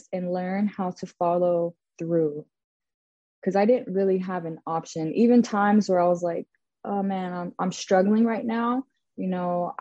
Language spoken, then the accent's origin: English; Corona, California, United States; I'm from the Inland Empire, I'm from Corona